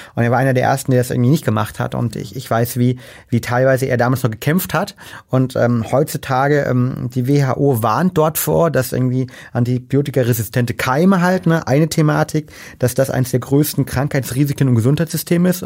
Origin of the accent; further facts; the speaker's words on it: Berlin, Germany; als Berliner